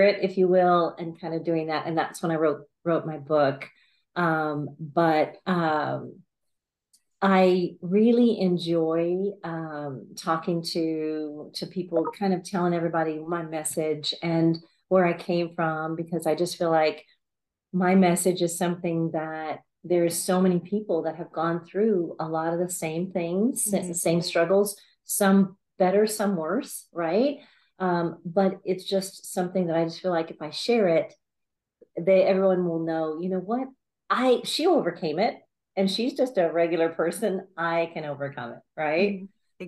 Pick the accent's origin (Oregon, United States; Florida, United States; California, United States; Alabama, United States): Alabama, United States; now in San Antonio, United States; So I am a real estate agent in San Antonio, is where I live. And I came from Alabama.